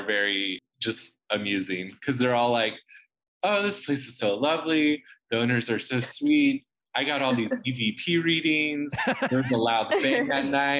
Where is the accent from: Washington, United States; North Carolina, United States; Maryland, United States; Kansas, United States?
Kansas, United States; I'm from Kansas originally.